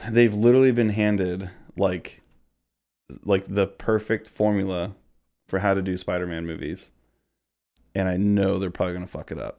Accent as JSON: {"language": "English", "region": "Missouri", "country": "United States", "tie": "born or raised there", "said": "born and raised in Missouri, grew up here, lived here almost, actually, my entire life."}